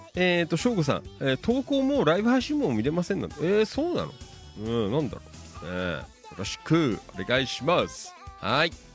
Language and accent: Japanese; Noda, Chiba, Japan; 野田とかはほら、ね、この辺りは、まあ、なんとなくね生まれ育った町なあの場所